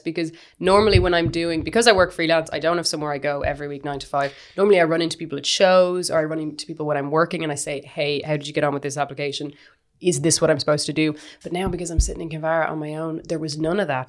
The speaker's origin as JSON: {"language": "English", "town": "Kinvara", "region": "Connacht", "country": "Ireland", "tie": "born or raised there", "also_born_or_lived": "Galway", "said": "I grew up in the West of Ireland in Kinvara."}